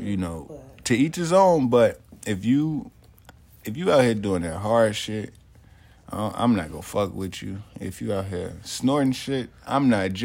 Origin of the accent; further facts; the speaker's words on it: Chicago, Illinois, United States; moved away; also born or lived in Nebraska; I'm from Chicago